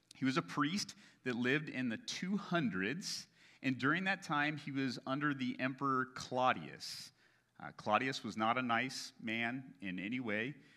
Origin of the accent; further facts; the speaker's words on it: United States; as Americans